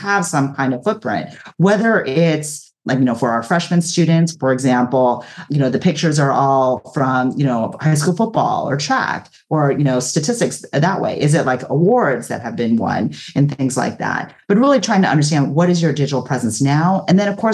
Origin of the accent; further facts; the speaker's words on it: Orange County, Southern California, United States; I'm originally from Southern California, from Orange County